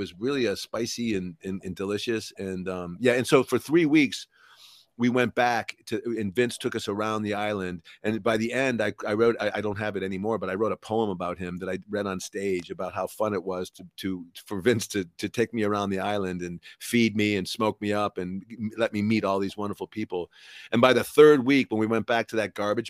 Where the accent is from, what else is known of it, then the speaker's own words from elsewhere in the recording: United States; as an American